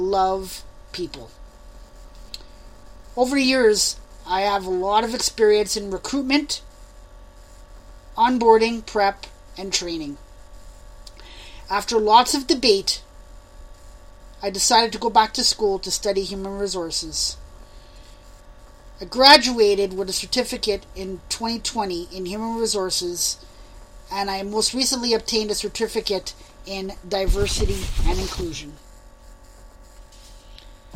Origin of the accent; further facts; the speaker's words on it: Montreal, Quebec, Canada; moved away as an adult; now in Saskatchewan, Canada; I was born and raised in Montreal, the West Island to those who live in Montreal